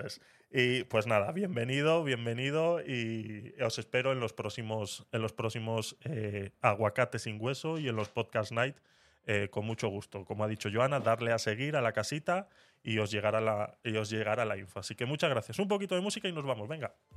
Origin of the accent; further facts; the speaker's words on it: Basque Country, Spain; cuando yo estudiaba euskera en, la escuela